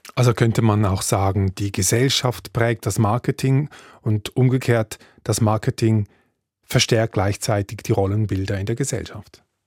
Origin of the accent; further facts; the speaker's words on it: Switzerland; bei uns in der Schweiz